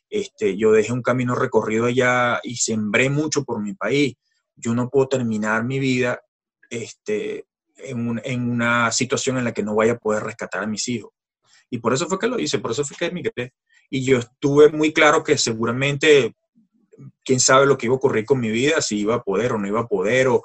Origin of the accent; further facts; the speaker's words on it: France; Spanish is a second language; Yo no tenía permiso de trabajo. Siendo francés, tú sabes que necesitas un permiso de, independiente y yo no lo tenía.